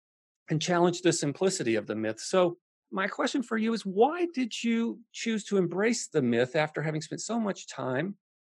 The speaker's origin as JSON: {"language": "English", "region": "Texas", "country": "United States", "said": "being a Westerner, being a Texan"}